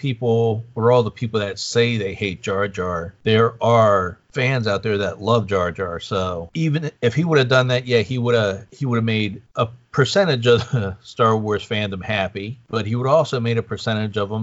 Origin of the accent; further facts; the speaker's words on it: East Coast, United States; growing up on the East Coast